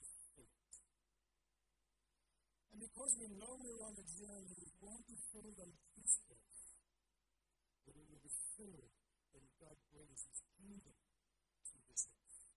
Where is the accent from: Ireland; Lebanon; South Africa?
South Africa; moved away; I grew up in South Africa